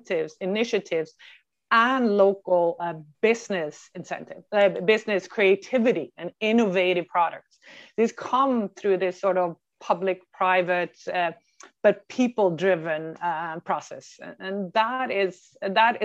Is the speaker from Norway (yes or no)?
yes; Norway; moved away as an adult; now in North America; I am born and raised in Norway, in another Norway, but I've been over in North America for 23 years now.